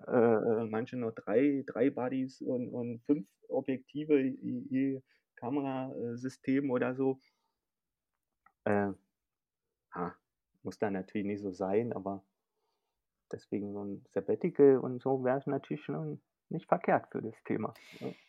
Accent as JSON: {"language": "German", "region": "Berlin", "country": "Germany", "said": "Bin Berliner und wohne auch noch in Berlin"}